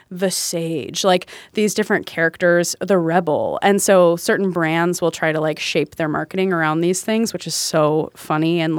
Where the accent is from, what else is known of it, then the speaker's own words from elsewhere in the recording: the South, United States; Cause I grew up in the South.